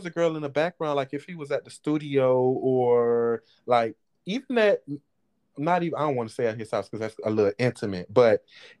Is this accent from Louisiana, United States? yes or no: no; Opa-locka, Florida, United States; moved away as an adult; now in Duluth, United States; I'm from Opa-locka. I lived in the bricks.